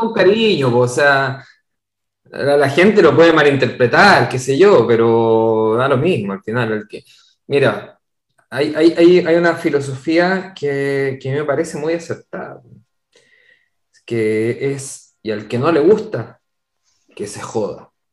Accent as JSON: {"language": "Spanish", "country": "Chile", "moved": "yes", "said": "Nosotros, como comunidad de chilenos en el extranjero"}